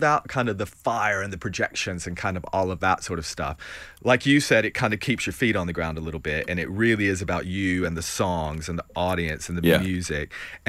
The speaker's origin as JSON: {"language": "English", "region": "Tennessee", "country": "United States", "tie": "born or raised there", "said": "I'm originally from East Tennessee, and I grew up in a trailer park down a gravel road"}